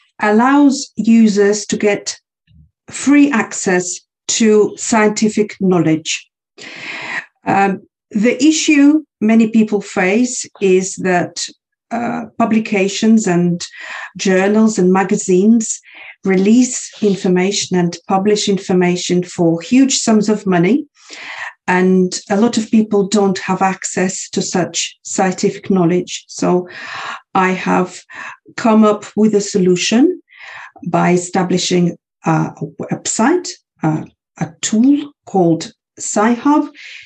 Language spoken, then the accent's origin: English; Kazakhstan; English is a second language; now in Russia; I'm 33 years old. I was born and raised in Kazakhstan. I now study and live in Russia doing my postgraduate degree.